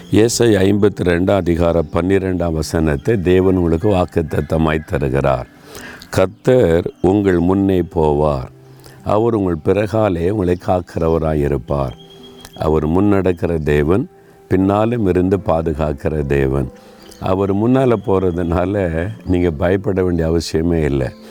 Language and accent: Tamil; Nalumavadi, Tamil Nadu, India; இதுதான் நாலு மாவடியில் நான் பிறந்து வளர்ந்த அந்த வீடு